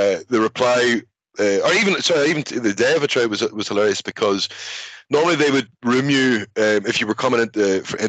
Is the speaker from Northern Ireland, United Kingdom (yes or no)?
yes; Belfast, Northern Ireland, United Kingdom; moved away as an adult; also born or lived in Scotland; my experiences growing up in Belfast